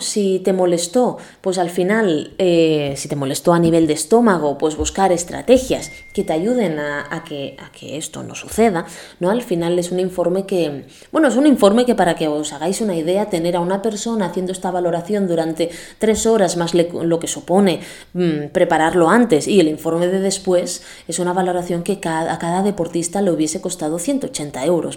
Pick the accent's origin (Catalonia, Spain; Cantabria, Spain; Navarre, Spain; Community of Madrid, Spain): Catalonia, Spain; Calafell; mi pueblo natal es Calafell